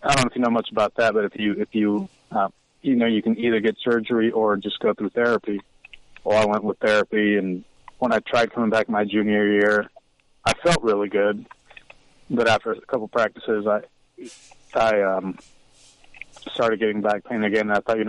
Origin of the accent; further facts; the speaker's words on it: Chicago, Illinois, United States; moved away as an adult; now in Richmond, Indiana, United States; I'm originally from south side of Chicago